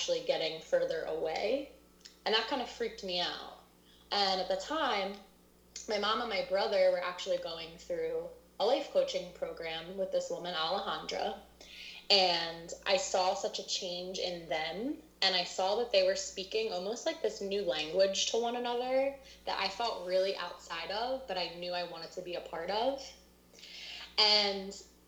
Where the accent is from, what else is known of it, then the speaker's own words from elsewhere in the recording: Lafayette Hill, Pennsylvania, United States; also born or lived in Thailand; I'm from Lafayette Hill. So I'm from around Conshohocken area. I grew up here.